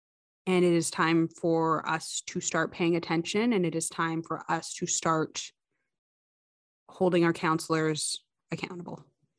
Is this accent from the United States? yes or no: no; Ottawa, Ontario, Canada; even though I was born and raised here in Ottawa